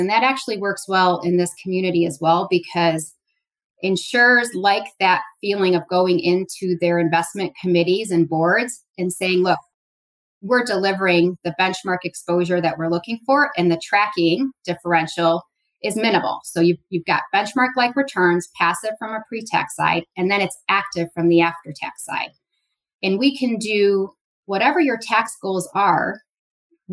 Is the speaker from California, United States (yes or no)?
no; Chicago, Illinois, United States; I grew up in Chicago, born and raised.